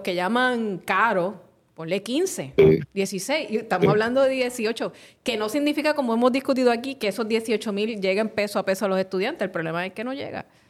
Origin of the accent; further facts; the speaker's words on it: Carolina, Puerto Rico; en mi pueblo de Carolina